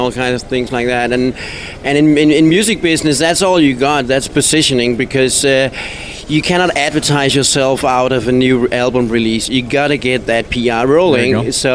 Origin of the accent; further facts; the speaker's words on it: Denmark; moved away; I come from Denmark, a very small little country that nobody comes from.